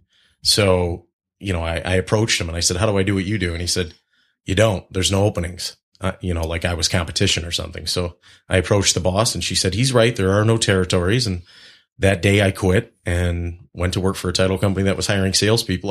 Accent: Auburn Hills, Michigan, United States; I was grew up in Auburn Hills

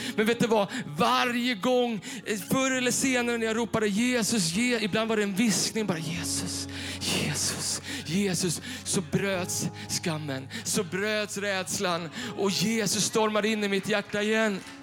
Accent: Bollnäs, Gävleborg County, Sweden; moved away; vi satt hemma i Bollnäs hos mina föräldrar

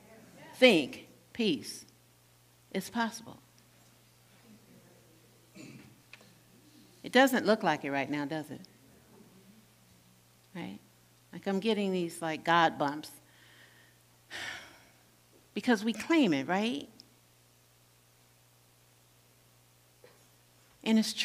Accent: Gary, Indiana, United States; moved away; I'm from Gary, Indiana

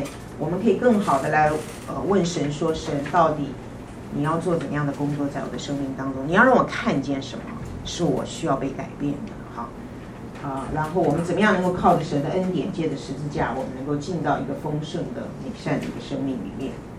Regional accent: China; 我们中国人都比较悲观哈，我们都比较自卑

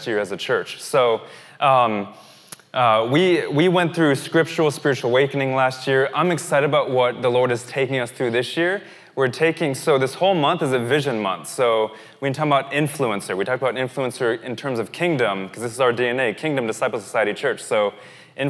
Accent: the American South, United States; now in Toronto, Canada; we're from the American South

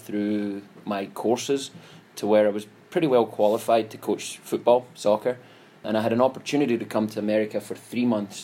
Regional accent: Scotland, United Kingdom; moved away; born and raised in Scotland

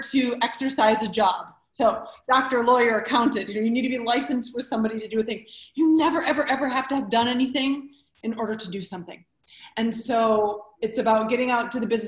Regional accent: Detroit, Michigan, United States; I was born and raised in Detroit

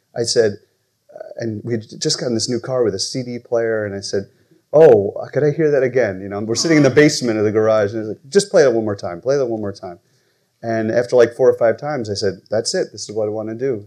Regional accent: New Rochelle, New York, United States; also born or lived in Michigan; I'm originally from New Rochelle, New York, so not too far from here.

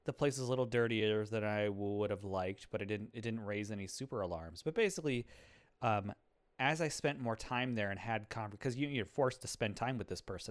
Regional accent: a small town in west central Minnesota, United States; now in Twin Cities, United States; I come from a small town, in west central Minnesota

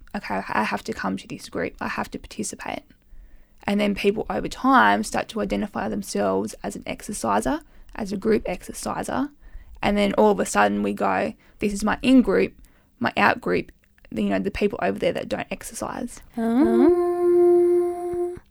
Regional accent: Armidale, New South Wales, Australia; moved away; my hometown, which is Armidale, New South Wales.

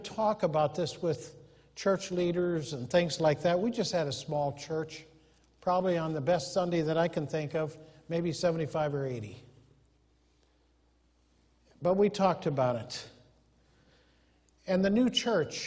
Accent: Humboldt, Iowa, United States; moved away as an adult; also born or lived in Anchorage, Alaska / Algona, Iowa; we grew up in Humboldt

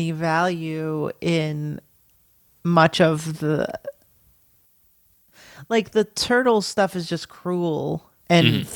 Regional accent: United States; as an American

